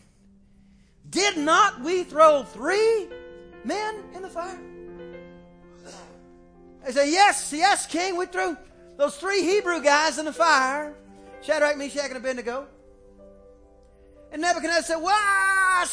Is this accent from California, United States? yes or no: no; Texas, United States; we're from Texas